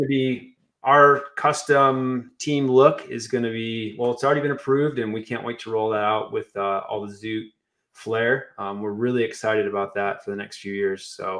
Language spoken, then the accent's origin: English; Flint, Michigan, United States; moved away as an adult; now in St. George, United States; I'm from Michigan originally, but I've spent very little time there since I've left when I was 19.